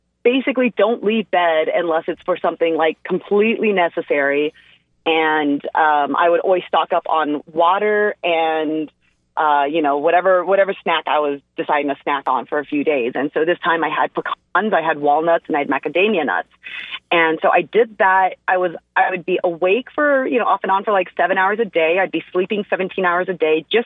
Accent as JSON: {"language": "English", "country": "United States", "first_language": "English", "said": "I'm an American and it's my first language"}